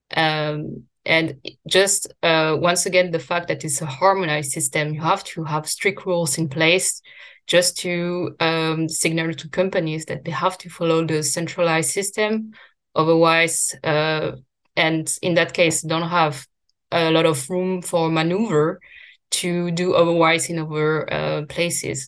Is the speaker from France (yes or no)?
yes; France; I grew up in France